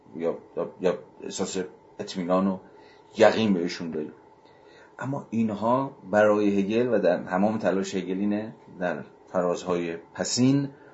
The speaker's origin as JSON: {"language": "Persian", "country": "Iran", "said": "ما که ایرانی هستیم در ایران"}